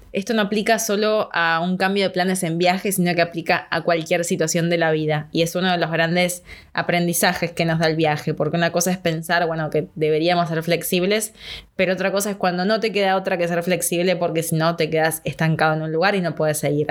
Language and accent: Spanish; Argentina; acá como en Argentina